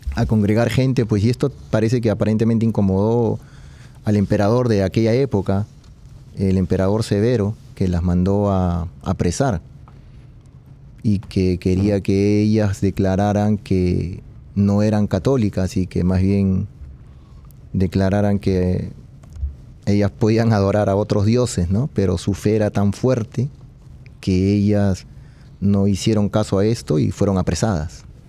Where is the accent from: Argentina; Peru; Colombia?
Peru; yo, soy de Perú